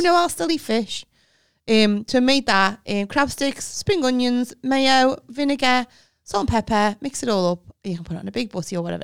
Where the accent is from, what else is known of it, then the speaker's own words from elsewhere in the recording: United Kingdom; we're British